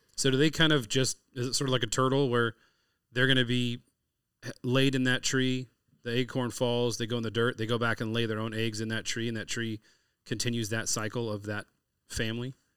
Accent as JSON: {"language": "English", "region": "California", "country": "United States", "tie": "born or raised there", "said": "I'm from California, so we grow up"}